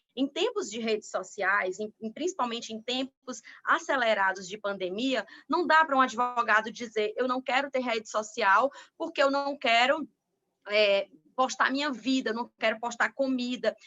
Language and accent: Portuguese; Piauí, Brazil; moved away; no meu estado natal